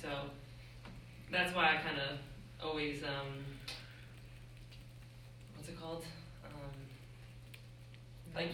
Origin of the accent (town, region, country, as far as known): Upstate New York, United States; moved away